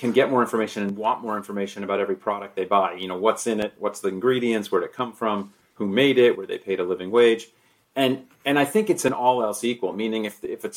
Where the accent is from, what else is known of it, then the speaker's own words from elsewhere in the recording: South Florida, United States; I grew up in South Florida